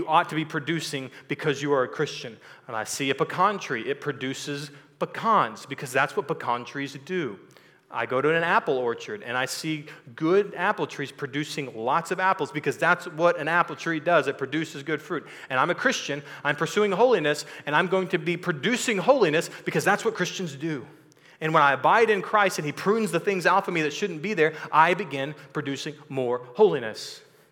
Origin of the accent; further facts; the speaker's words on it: Texas, United States; I was born and raised in Texas, so I lived in this culture.